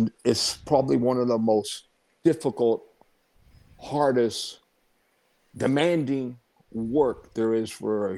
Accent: Tampa, Florida, United States; my hometown where I was born, in Tampa, Florida

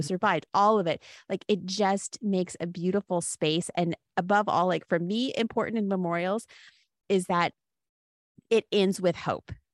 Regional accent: Cody, Wyoming, United States; I grew up in Cody, Wyoming, a very small town in northwestern Wyoming

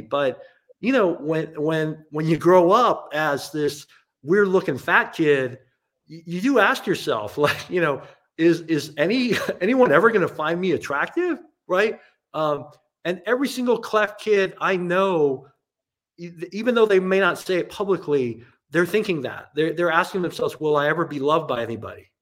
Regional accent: Hong Kong; now in United States; I grew up in Asia in Hong Kong

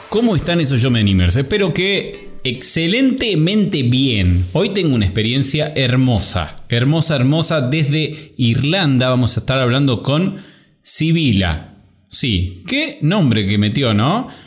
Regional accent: Córdoba, Argentina; cordobesa también

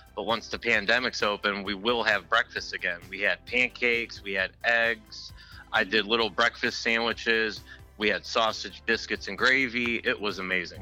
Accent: Cleveland, Ohio, United States; when I was growing up in Cleveland with my dad and my grandfather

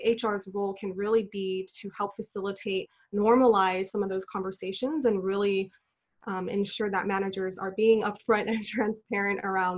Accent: Los Angeles, California, United States; I'm originally from Los Angeles. I'm a second generation Chinese American.

